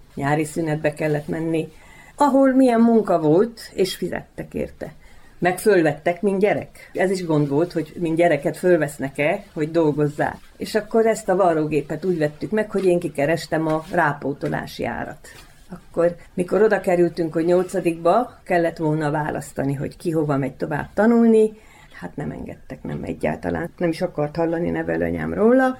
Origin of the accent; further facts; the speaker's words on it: Transylvania, Romania; moved away as an adult; also born or lived in Békéscsaba, Hungary / Vojvodina, Serbia; now in Pačir, Serbia; erdélyi születésű vagyok, minden rokonom, mindenki erdélyi székely